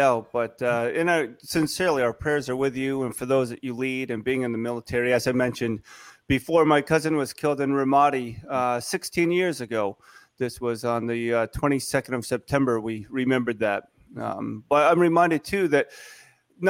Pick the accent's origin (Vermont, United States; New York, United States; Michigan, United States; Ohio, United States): Vermont, United States; also born or lived in Korea / Canada; I was born in Korea. I was adopted, grew up right here in Vermont.